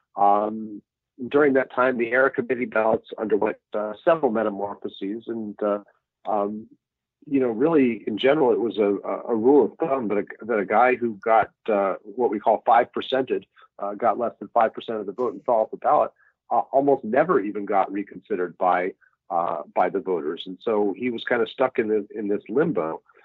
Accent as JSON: {"language": "English", "town": "Salt Lake City", "region": "Utah", "country": "United States", "tie": "born or raised there", "also_born_or_lived": "Seattle", "moved": "as an adult", "lives_now": "New York, United States", "said": "raised in oh. Salt Lake City, so I grew up watching minor league baseball"}